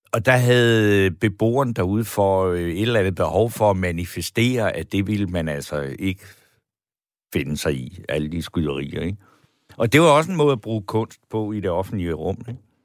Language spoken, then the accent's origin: Danish; Funen, Southern Denmark, Denmark; now in Copenhagen, Denmark; Jeg er fra Fyn. Jeg er født ude på landet